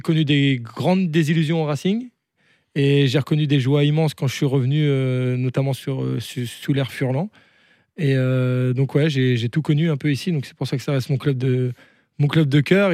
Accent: the North, Hauts-de-France, France; moved away; je viens du Nord

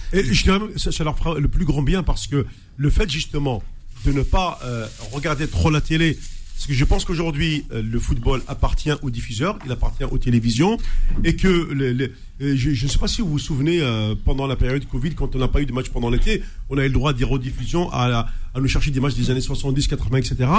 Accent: Algeria; je suis algérien

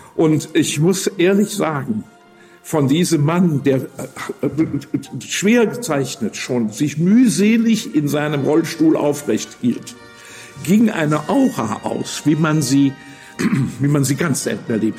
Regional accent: Aachen, North Rhine-Westphalia, Germany; Ich bin hier mitten in der Stadt geboren, hier in einem kleinen Institut, in dem alle Aachener, äh, bekannten Aachener geboren wurden. Ich wohnte hier in der Krämerstraße

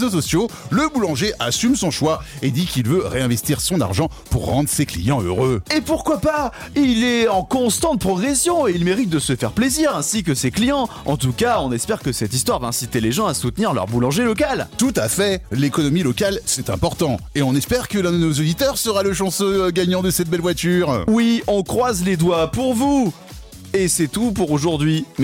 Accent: Pays de la Loire, France; Ouais, ouais, c'est plus, plus en Mayenne, je suis de Mayenne, euh, Nord-Mayenne.

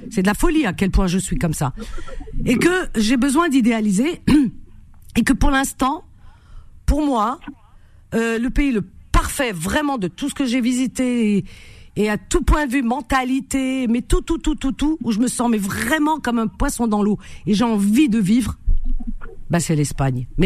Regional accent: Algeria; même si c'est mon pays d'origine, il y a des choses qui me plaisent et puis d'autres pas. C'est pour ça que, voilà, si vraiment tout était parfait, j'y serais complètement. Non, j'adore euh, l'Algérie

